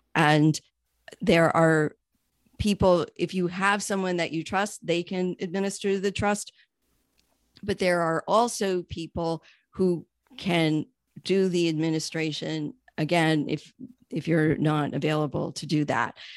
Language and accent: English; New York, United States; also born or lived in Miami; now in Pittsburgh, United States; I'm originally from New York and actually relocated here from Miami